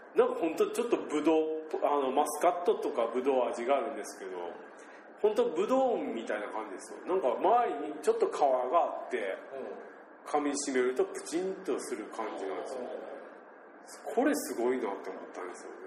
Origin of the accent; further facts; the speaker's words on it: Shimabara, Nagasaki, Japan; accent: Shimabara dialect; 我々長崎県の島原市にいますので方言が出ておりますもうほぼ方言で喋っております